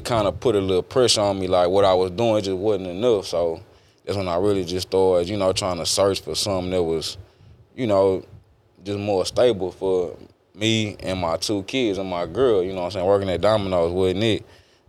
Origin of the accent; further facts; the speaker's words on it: Beaumont, Texas, United States; All right, so I grew up in Beaumont, Texas, born and raised. I grew up with my mama and my brother.